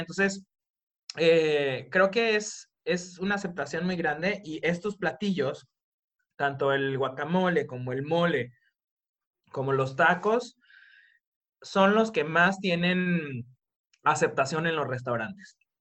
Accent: Colima, Mexico; now in Japan; yo soy de Colima

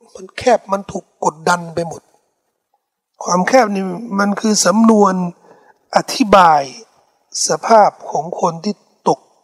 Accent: Thailand; เขาถามว่าเป็นคนที่ไหนบอกว่าไทยแลนด์

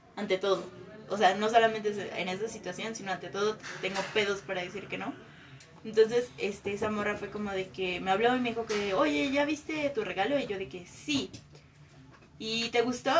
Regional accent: Mexico City, Mexico; moved away as an adult; now in Morelia, Mexico; soy de la Ciudad de México, tengo como un año viviendo aquí

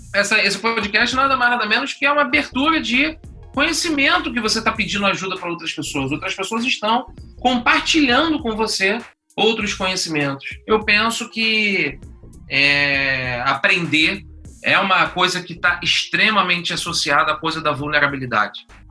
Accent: Niterói, Rio de Janeiro, Brazil; accent: carioca; Eu sou de Niterói

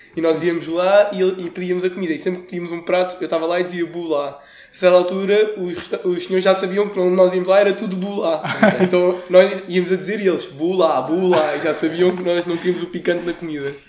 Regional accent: Portugal; nós como somos portugueses

